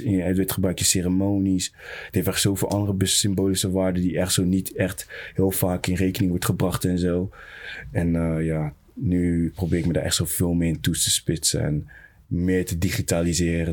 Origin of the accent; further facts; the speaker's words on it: Netherlands; Ik ben een Nederlander ook